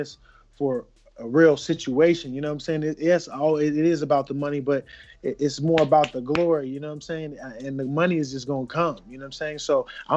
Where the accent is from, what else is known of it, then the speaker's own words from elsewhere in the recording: Las Vegas, Nevada, United States; I'm from Las Vegas, two-time Olympian